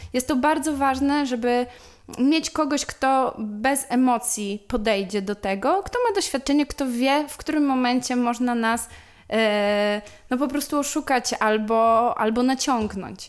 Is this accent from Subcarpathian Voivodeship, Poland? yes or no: no; Łuków, Lublin Voivodeship, Poland; moved away as an adult; now in Warsaw, Poland; pochodzę z Łukowa, to jest y, miejscowość w województwie lubelskim. Przeprowadziłam się do Warszawy na studia i tak już tutaj y, pozostałam